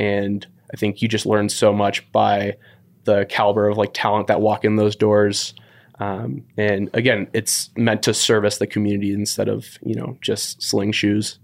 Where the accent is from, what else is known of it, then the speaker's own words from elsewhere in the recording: San Francisco, California, United States; moved away as an adult; also born or lived in Walla Walla, Washington; born and raised in San Francisco